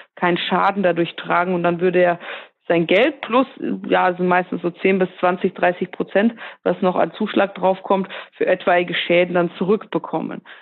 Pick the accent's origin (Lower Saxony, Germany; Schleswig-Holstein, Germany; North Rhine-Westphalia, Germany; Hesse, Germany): North Rhine-Westphalia, Germany; Ruhr area; ich komme aus dem Ruhrgebiet